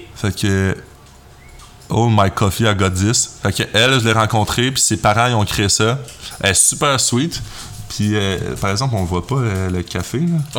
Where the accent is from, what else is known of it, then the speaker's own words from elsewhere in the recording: Quebec, Canada; accent: Québécois; je fais du contenu pour le Québec. Là. Je vais pas changer mon accent